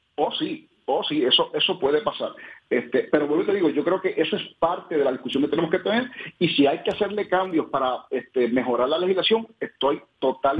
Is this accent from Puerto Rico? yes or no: yes; Puerto Rico; como puertorriqueños